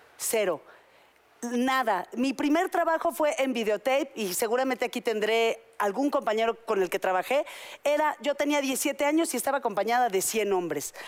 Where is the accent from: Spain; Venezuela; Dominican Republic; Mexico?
Mexico; yo todavía me crié en México